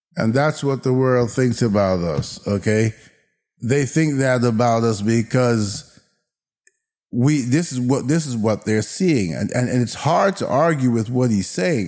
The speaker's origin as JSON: {"language": "English", "country": "United States"}